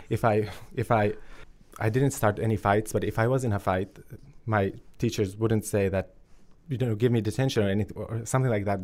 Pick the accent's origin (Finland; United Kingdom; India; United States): Finland; also born or lived in Kosovo; I grew up in a refugee family in, in Finland and I moved there when I was two years old, so I have no memories of life in Kosovo whatsoever